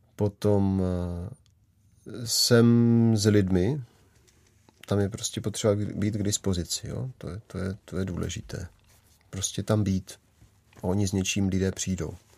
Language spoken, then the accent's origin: Czech; Moravia, Czechia; já jsem tady odtud, z Moravy